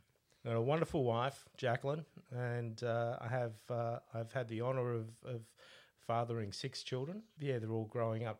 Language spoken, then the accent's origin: English; Sicily, Italy; born there; I was born in Sicily, in Italy.